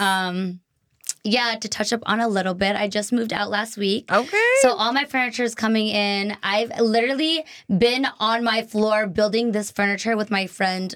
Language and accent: English; near Boston, Massachusetts, United States; also born or lived in Taiwan; now in Los Angeles, United States; Not from Boston, like a suburb in Mhm. near Boston.